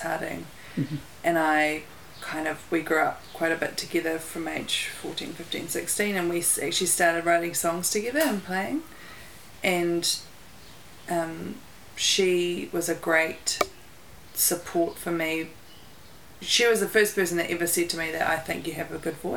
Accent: Dunedin, Otago, New Zealand; I grew up in Dunedin, in Port Chalmers

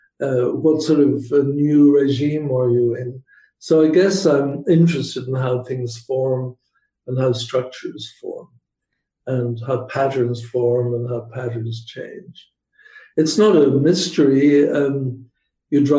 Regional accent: Belfast, Northern Ireland, United Kingdom; moved away as an adult; also born or lived in England / Michigan; now in United States; I grew up in Northern Ireland in Belfast, and that itself was an education.

